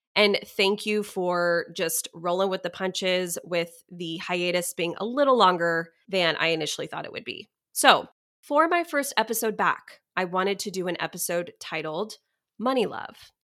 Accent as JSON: {"language": "English", "area": "Dallas area", "region": "Texas", "country": "United States", "tie": "born or raised there", "moved": "yes", "said": "my hometown where I grew up"}